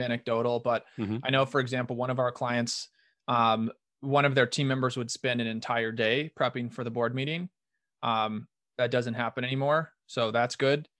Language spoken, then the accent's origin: English; Omaha, Nebraska, United States; moved away as an adult; now in Rochester, United States; I'm originally from Omaha, Nebraska and moved to Minnesota um, for love to get married